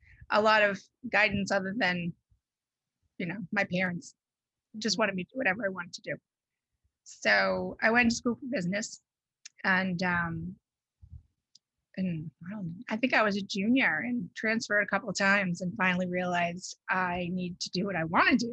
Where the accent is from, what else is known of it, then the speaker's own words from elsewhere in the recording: Bridgewater, Massachusetts, United States; moved away as an adult; also born or lived in Newton, Massachusetts; now in Rhode Island, United States; I grew up in Massachusetts, in southeastern Massachusetts, in Bridgewater.